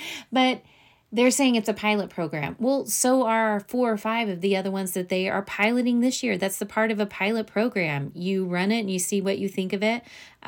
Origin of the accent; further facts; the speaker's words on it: Arkansas, United States; moved away as an adult; also born or lived in Kansas City, Missouri; now in Missouri, United States; So my longtime listeners know that I am from Missouri, but a lot of you probably know that I'm actually from Arkansas, born and raised there, graduated from high school and college there twice.